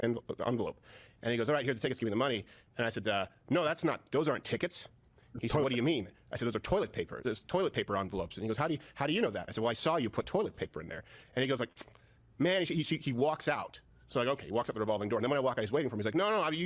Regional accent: Quebec, Canada; moved away; also born or lived in New York; I grew up in Quebec

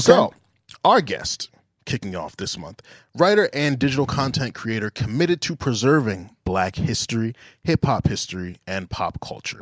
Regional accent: Englewood, New Jersey, United States; I'm from Englewood, New Jersey

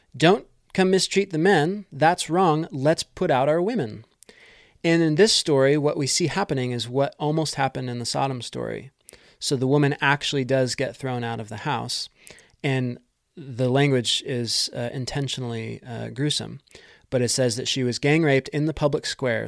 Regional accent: United States; as an American

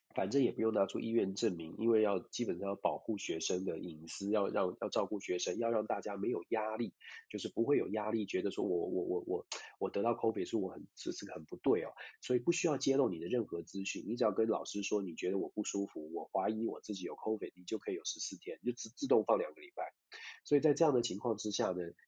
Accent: Taiwan; 我们就在这个小岛上面一起长大

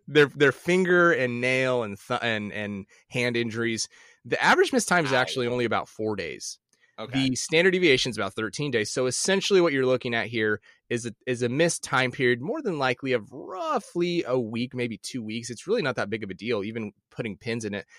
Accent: Midwest, United States; I grew up in the Midwest

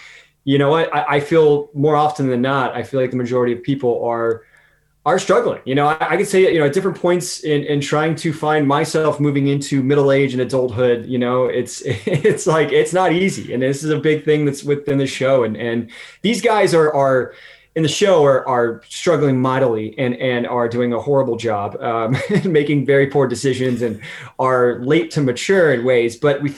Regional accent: West Coast, United States; And I'm from the West Coast, and LA of course is over on the West Coast.

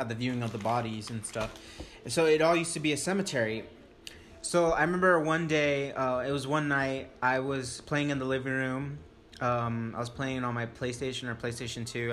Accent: Stanton, California, United States; I grew up in Orange County

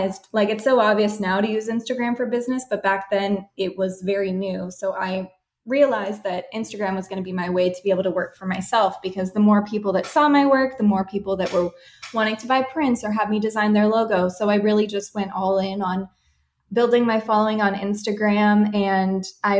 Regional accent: San Diego, California, United States; also born or lived in Washington State; I grew up here in San Diego where we run our business

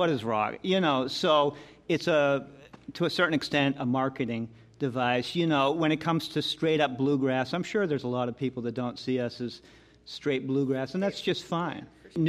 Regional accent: outside of Boston, Massachusetts, United States; moved away as an adult; I grew up outside of Boston, so I came out here when I was what? 27, 28.

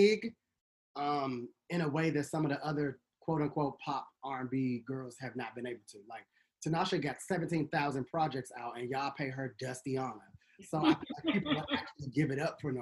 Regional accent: Washington, District of Columbia, United States; just DC. I'm not from Maryland, Virginia.

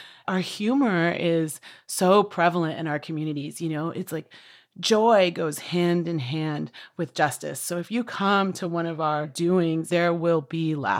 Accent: Washington, United States; I'm from the Swinomish and Tulalip tribes here in Washington State.

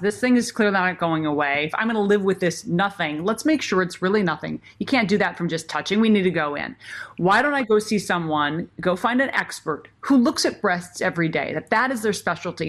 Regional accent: Minnesota, United States; when I was growing up in Minnesota

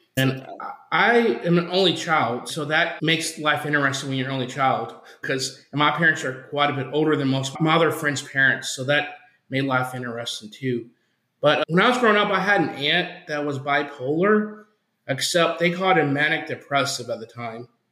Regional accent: Oklahoma, United States; now in Arizona, United States; I was born in Oklahoma and I grew up in a some people would say a religious household

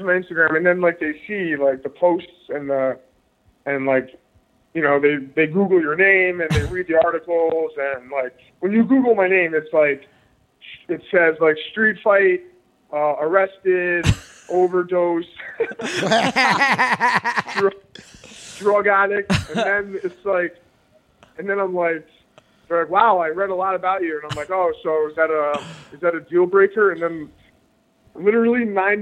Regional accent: New York City, New York, United States; also born or lived in Milwaukee; I'm from New York. Like, I grew up in New York City

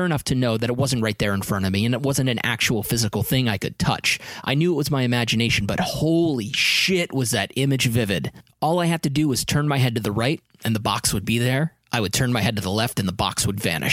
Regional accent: New Hampshire, United States; I'm from New Hampshire.

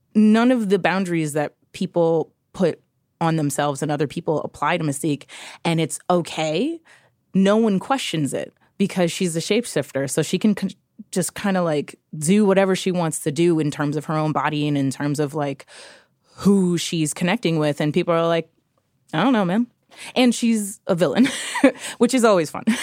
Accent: New York City, New York, United States; I grew up in New York City. I grew up in the Lower East Side.

